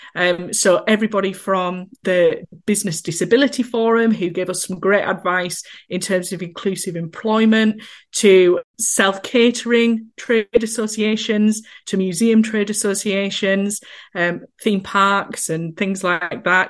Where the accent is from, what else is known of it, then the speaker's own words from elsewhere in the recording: Skipton, Yorkshire and the Humber, United Kingdom; I'm, as you can probably tell from my accent, from a little town called Skipton in North Yorkshire.